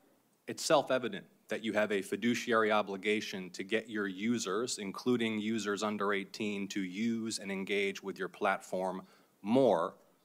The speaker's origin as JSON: {"language": "English", "region": "Georgia", "country": "United States", "said": "certainly in my home state of Georgia"}